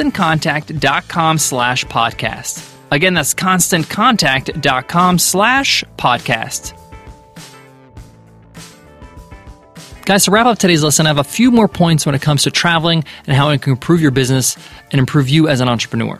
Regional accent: United States; growing up as an American

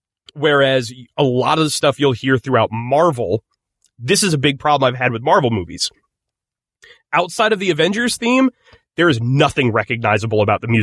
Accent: Ireland; It could be. I'm Irish. Why would I know how to pronounce an Italian name?

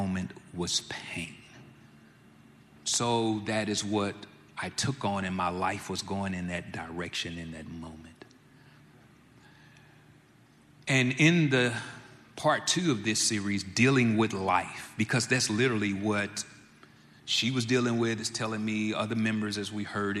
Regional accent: Jackson, United States; Born and raised in Jackson myself, I love being in Jackson.

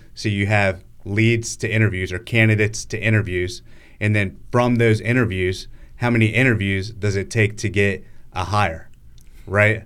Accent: Northern Virginia, United States; moved away as an adult; I grew up in Northern Virginia, and, um, Yeah, when I was living there, I lived there till I was twenty-four years old.

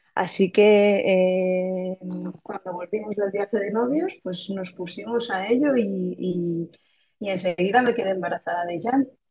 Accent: Cheste, Valencian Community, Spain; moved away as an adult; now in Barcelona, Spain; soy de Valencia, de un pueblecito que se llama Cheste

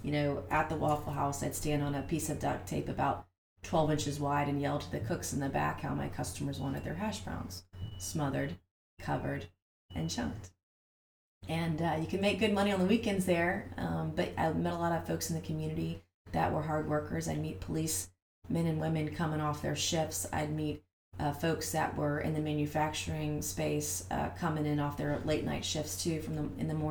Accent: Goose Creek, South Carolina, United States; I grew up here in the Lowcountry. I'm from here. I'm from Goose Creek, actually.

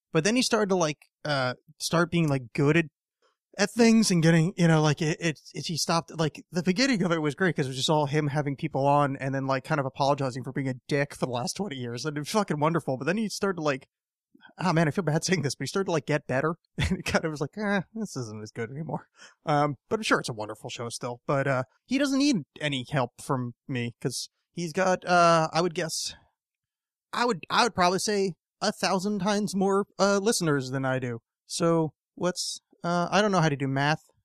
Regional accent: East Coast, United States; when I was a little kid growing up in the East Coast

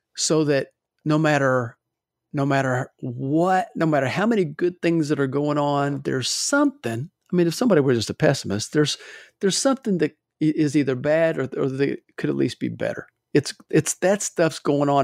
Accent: Louisville, Kentucky, United States; now in Alabama, United States; I'm from Louisville originally.

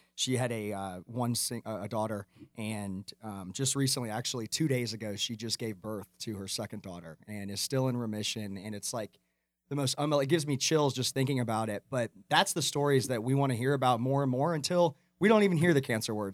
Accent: Atlanta, Georgia, United States; I grew up in Atlanta

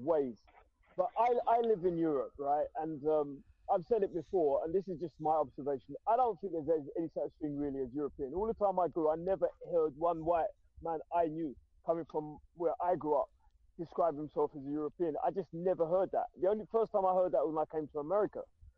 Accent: England, United Kingdom; the country where I was born, England.

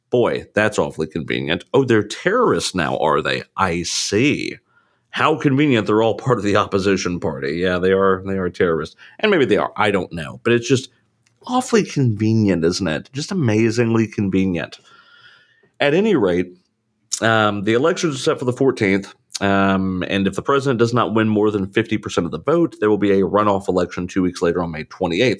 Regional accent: Savannah, Georgia, United States; being from Savannah, Georgia

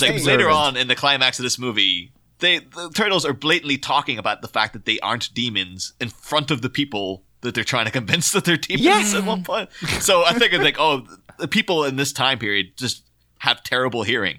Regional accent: Ireland; Like, as an Irish person, I have an instinctive

